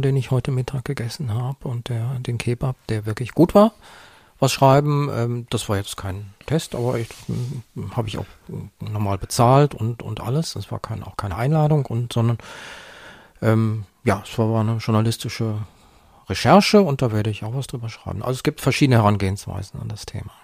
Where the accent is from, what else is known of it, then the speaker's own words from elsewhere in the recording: Bergisches Land, North Rhine-Westphalia, Germany; im Bergischen Land, wo ich aufgewachsen bin